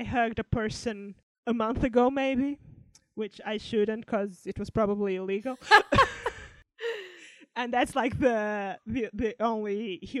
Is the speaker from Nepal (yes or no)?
no; Portugal; now in United Kingdom; I'm from Portugal, my family is there and I live in the UK